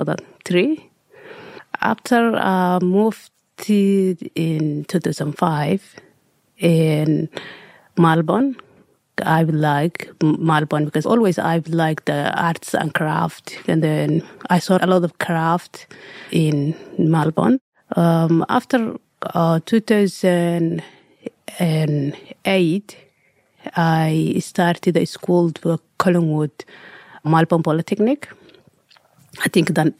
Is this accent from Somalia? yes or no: yes; Somalia; English is a second language; moved away as an adult; also born or lived in Egypt / Sydney, Australia; now in Australia; I'm coming from Somalia, East Africa. I was young, 5 years old